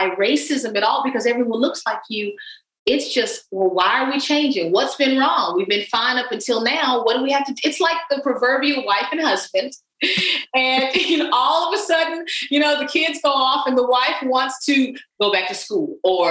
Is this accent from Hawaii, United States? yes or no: no; Texas, United States; I'm a Texan.